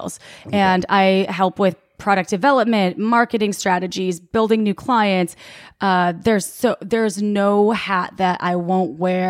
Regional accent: Wisconsin, United States; born or raised there

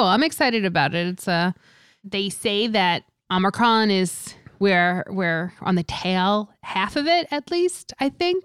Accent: New York area, United States; I'm from the New York area, I live here

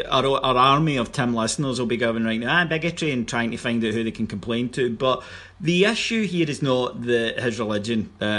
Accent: Kilwinning, Scotland, United Kingdom; moved away; I'm from Kilwinning, I live here now again

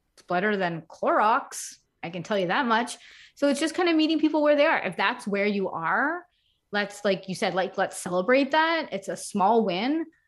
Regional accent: Montreal, Quebec, Canada; moved away as an adult; also born or lived in United States; I am from Montreal, Canada, so we were living in the United States for a couple of years

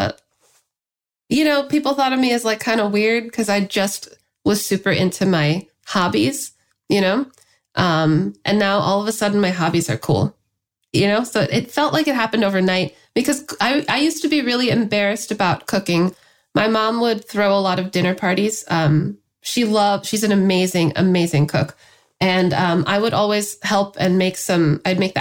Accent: Los Angeles, California, United States; I grew up in the San Fernando Valley.

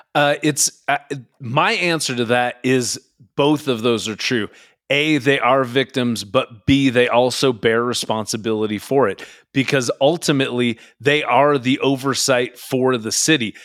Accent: Mountlake Terrace, Washington, United States; the town I grew up in, which is Mount Lake Terrace, Washington, just north of Seattle, Washington.

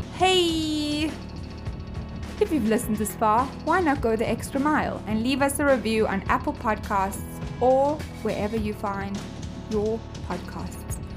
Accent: South Africa; i am from South Africa

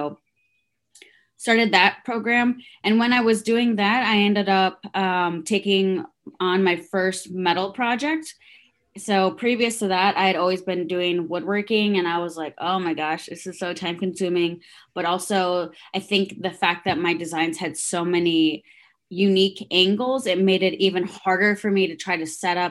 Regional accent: Traverse City, Michigan, United States; English is a second language; also born or lived in Guatemala / Cincinnati, Ohio; now in Indianapolis, United States; we ended up moving up to Northern Michigan, so Traverse City, Michigan. Grew up there

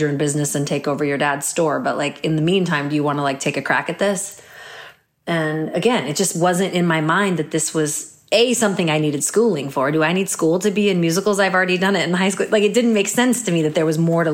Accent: Portland, Oregon, United States; moved away as an adult; also born or lived in Olympia, Washington / Cincinnati, Ohio / New York; I actually auditioned for this like children's performing troupe in my hometown of Olympia, Washington

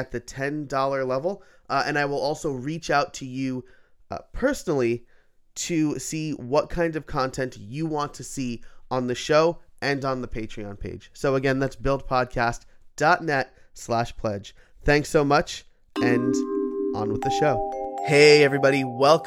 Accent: New York, United States; I'm from New York

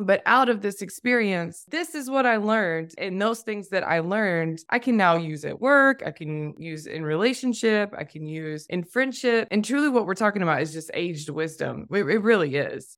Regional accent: Tennessee, United States; moved away as an adult; I'm a Tennessee girl, born and raised in the South

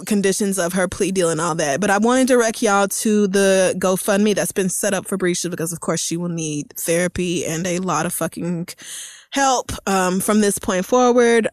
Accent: Tulsa, Oklahoma, United States; moved away; I grew up in Tulsa, Oklahoma

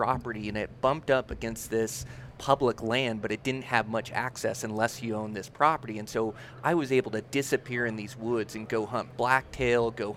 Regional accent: near Olympia, Washington, United States; now in Montana, United States; I was born little town just near Olympia, Washington. So Pacific Northwest

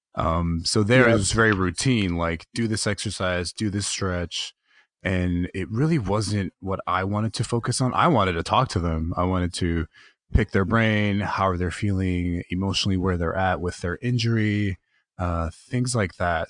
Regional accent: King City, California, United States; also born or lived in Los Angeles; I grew up in King City, which is uh, South County, um, maybe about an hour south of where Carmel is.

